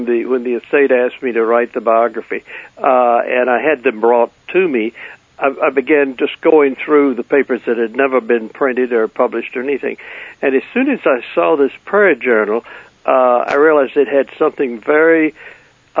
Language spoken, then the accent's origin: English; Charleston, South Carolina, United States; places like Charleston, where I grew up in that area